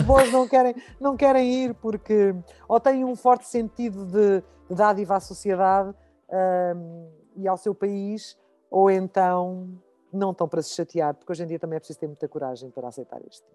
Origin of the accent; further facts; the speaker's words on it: Lisbon, Portugal; eu sou de Lisboa